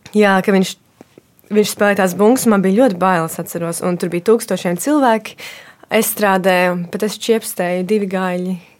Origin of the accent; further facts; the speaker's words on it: Dobele, Dobele Municipality, Latvia; Mēs um, uzaugām uh, Dobelē, es kopā ar māsu un brāli